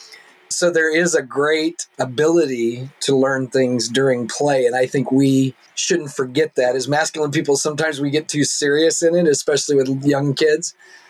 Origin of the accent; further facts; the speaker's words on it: the Bible Belt in the South, United States; now in Seattle, United States; where I grew up in the Bible Belt in the South